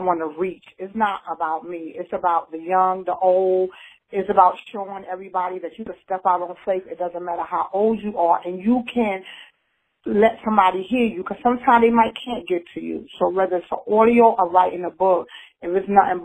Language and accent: English; Newark, New Jersey, United States; now in Knightdale, United States; I'm originally from Newark, New Jersey, but I resided in Knightdale, North Carolina